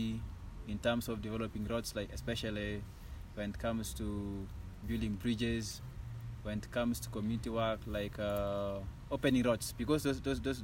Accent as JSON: {"language": "English", "town": "Kapchorwa", "region": "Eastern Region", "country": "Uganda", "tie": "born or raised there", "said": "growing up in Kapchorwa"}